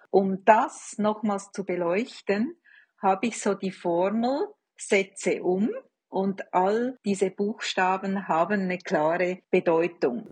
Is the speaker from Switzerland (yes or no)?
yes; Switzerland; als Schweizerin muss ich